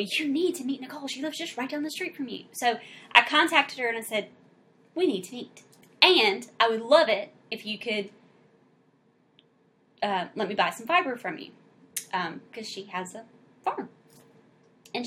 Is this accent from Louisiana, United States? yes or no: yes; South Louisiana, United States; we're actually from South Louisiana